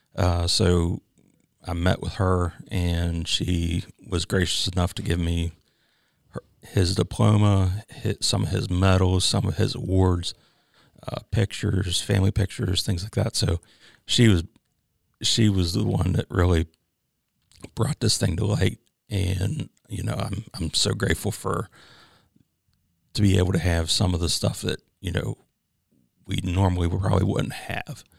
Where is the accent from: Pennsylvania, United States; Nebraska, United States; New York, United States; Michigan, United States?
Pennsylvania, United States; Chambersburg; moved away as an adult; now in South Carolina, United States; I'm originally from Chambersburg, Pennsylvania, uh, which is about thirty miles from Gettysburg